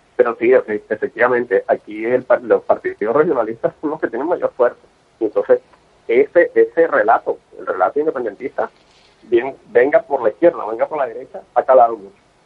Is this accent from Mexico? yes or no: no; Venezuela; now in Catalonia, Spain; yo soy venezolano, básicamente, ya viví en Venezuela, tengo unos años acá